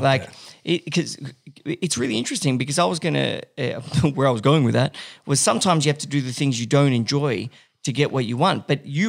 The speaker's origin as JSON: {"language": "English", "town": "Paris", "region": "Île-de-France", "country": "France", "tie": "born or raised there", "said": "I grew up in Paris."}